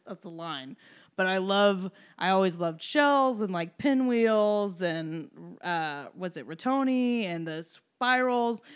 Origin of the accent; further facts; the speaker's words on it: Evansville, Indiana, United States; moved away as an adult; I'm from Evansville, Indiana